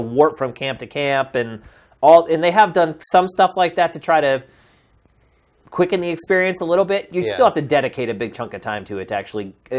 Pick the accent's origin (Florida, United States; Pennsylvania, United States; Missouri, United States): Pennsylvania, United States; Central; moved away; also born or lived in Philadelphia; Central Pennsylvania is where I grew up